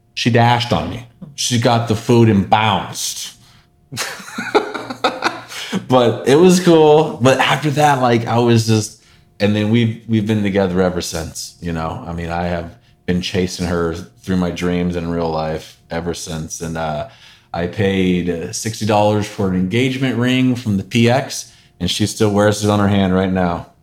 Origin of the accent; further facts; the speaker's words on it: Northern California, United States; Born and raised Northern California